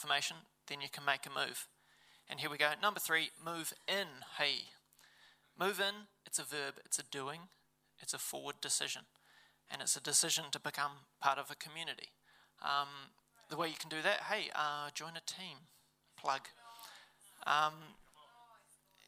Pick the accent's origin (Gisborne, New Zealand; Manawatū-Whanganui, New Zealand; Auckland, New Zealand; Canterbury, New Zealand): Manawatū-Whanganui, New Zealand; Levin; I grew up in Levin.